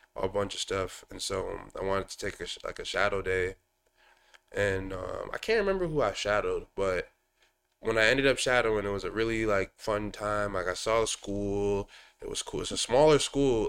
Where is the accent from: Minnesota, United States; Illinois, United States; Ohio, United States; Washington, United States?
Minnesota, United States; Woodbury; I'm from Woodbury, so I started playing traveling ball with, uh, a Stillwater traveling team